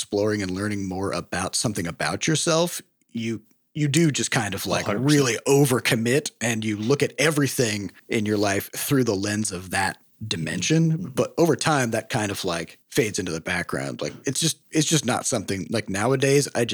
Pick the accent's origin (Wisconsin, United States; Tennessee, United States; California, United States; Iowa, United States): Iowa, United States; we grew up in Iowa